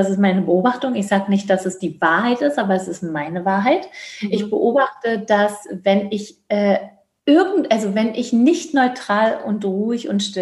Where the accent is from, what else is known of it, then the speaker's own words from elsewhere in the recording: East Germany, Germany; Ich komme ja aus dem Osten, äh, was ich auch wirklich, also ich kann auch nur sagen, wirklich sehr liebe, dass ich den Teil, also dass ich den Teil, bis ich 22 oder 21